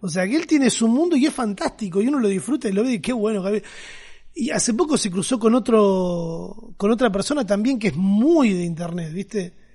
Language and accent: Spanish; Argentina; cómo somos los argentinos